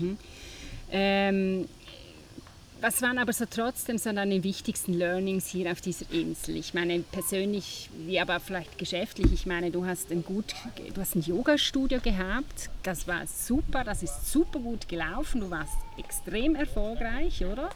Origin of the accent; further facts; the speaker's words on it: Switzerland; bei uns in der Schweiz